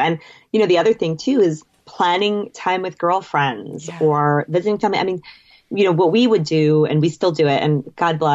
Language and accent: English; Boston, Massachusetts, United States; now in New York, United States; I'm from the Boston area